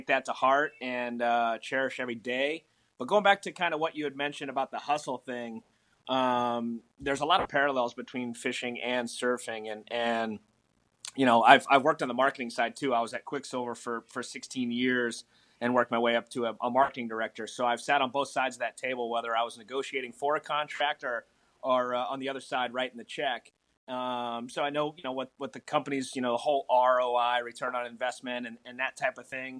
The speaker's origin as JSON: {"language": "English", "region": "South Florida", "country": "United States", "tie": "born or raised there", "moved": "yes", "said": "I grew up in South Florida. And as a kid, you know, I lived inland"}